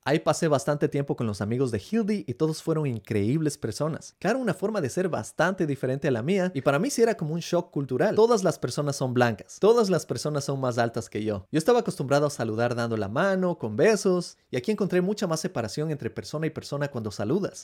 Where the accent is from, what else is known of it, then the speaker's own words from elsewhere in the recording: Ecuador; moved away as an adult; now in United States; Yo como latinoamericano creciendo en el Ecuador